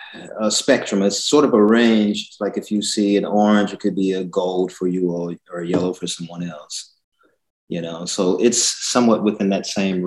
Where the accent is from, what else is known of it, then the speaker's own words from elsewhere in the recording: Pine Bluff, Arkansas, United States; also born or lived in Minnesota; now in Los Angeles, United States; back in my hometown in Pine Bluff, Arkansas.